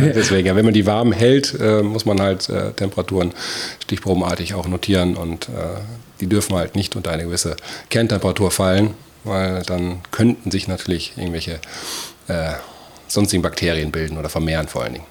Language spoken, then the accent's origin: German; Issum, North Rhine-Westphalia, Germany; meine Eltern auch einen, äh, einen Gastronomiebetrieb äh, dort zwischen Isum und Geldern geführt haben. Und ähm, da bin ich quasi wirklich äh, an der Theke groß geworden